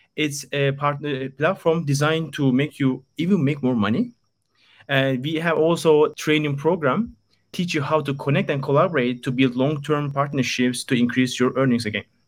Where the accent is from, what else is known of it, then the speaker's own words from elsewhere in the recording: Istanbul, Turkey; moved away as an adult; now in Japan; born and raised in Istanbul, Turkey. I'm from Turkey and came to Japan three years ago.